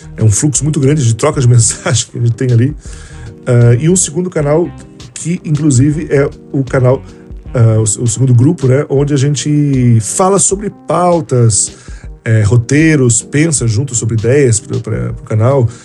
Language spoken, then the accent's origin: Portuguese; Rio Grande do Sul, Brazil; Osmar Terra que é um, um conterrâneo meu, né, da, da terra onde eu nasci